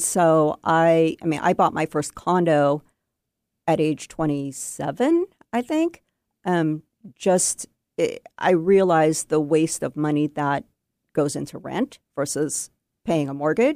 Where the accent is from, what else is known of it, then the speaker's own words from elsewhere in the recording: Bellevue, Washington, United States; I grew up in Bellevue and I have not gone far